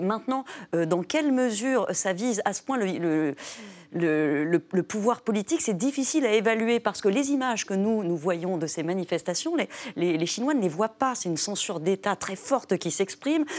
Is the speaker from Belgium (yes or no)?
no; France; also born or lived in New York, United States; je suis française.